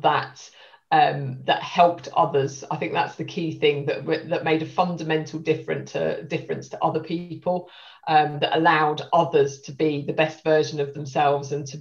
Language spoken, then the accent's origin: English; Stevenage, East of England, United Kingdom; also born or lived in Hitchin; I'm from Stevenage in Hertfordshire. That's where I grew up